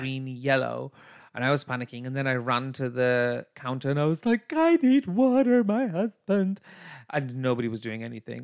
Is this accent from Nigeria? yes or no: no; United Kingdom; I'm a classy British bitch